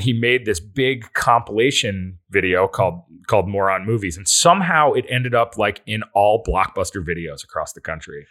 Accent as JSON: {"language": "English", "town": "Endicott", "region": "New York", "country": "United States", "tie": "born or raised there", "moved": "yes", "lives_now": "Los Angeles, United States", "said": "I am from Endicott, New York"}